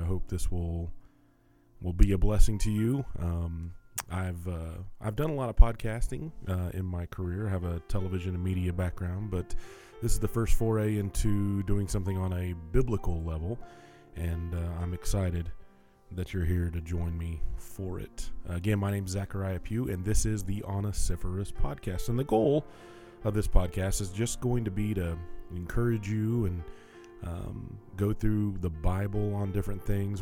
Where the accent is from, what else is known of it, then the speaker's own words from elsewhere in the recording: Tennessee, United States; I'm a Tennessean. I'm recording this from Nashville, Tennessee